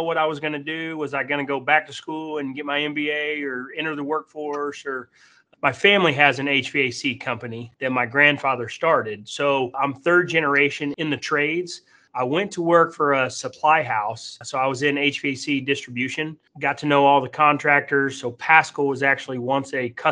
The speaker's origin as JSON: {"language": "English", "town": "Tulsa", "region": "Oklahoma", "country": "United States", "tie": "born or raised there", "also_born_or_lived": "Arkansas", "moved": "as an adult", "said": "I was born and raised in Tulsa, Oklahoma"}